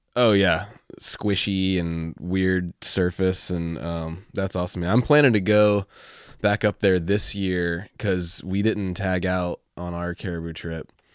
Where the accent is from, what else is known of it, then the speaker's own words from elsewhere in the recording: Virginia, United States; I'm from Virginia